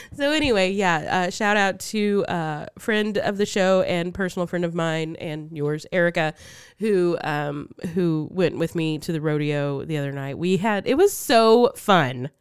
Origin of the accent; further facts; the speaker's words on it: Texas, United States; moved away; also born or lived in Mississippi; I've been back in Texas for almost 20